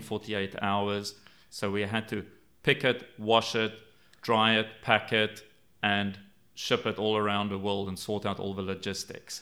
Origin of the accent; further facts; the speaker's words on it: South Africa; I grew up in South Africa